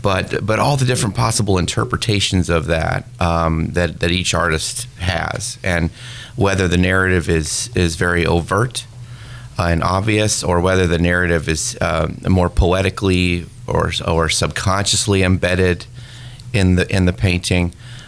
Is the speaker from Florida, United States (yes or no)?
no; Santa Cruz, California, United States; Santa Cruz, California.